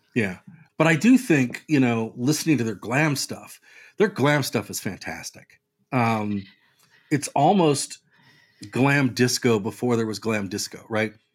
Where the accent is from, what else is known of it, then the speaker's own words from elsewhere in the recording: United States; also born or lived in Brooklyn; as an American